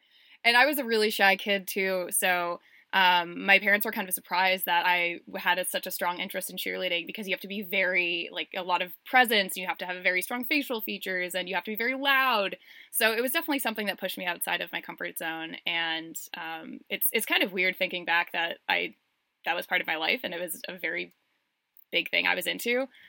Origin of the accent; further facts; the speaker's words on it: Boston, Massachusetts, United States; So I'm from Boston, but the band has a very special place in my heart